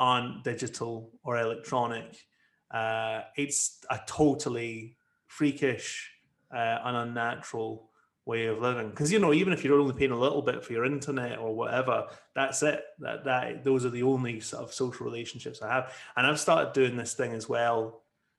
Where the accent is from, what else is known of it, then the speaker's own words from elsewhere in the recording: Ayr, Scotland, United Kingdom; moved away; I went to my hometown once and I spoke to some of the councillors about why they're doing this in Ayr